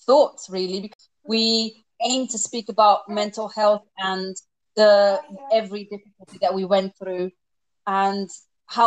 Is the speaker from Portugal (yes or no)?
yes; Portugal; moved away as an adult; now in United Kingdom; I am originally from Portugal. I came to the UK in 2009